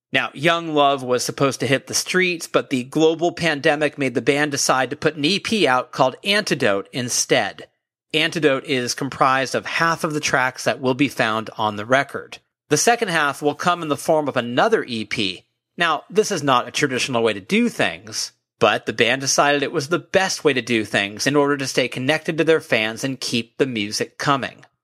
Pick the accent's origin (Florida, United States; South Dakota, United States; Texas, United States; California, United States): California, United States; I'm from California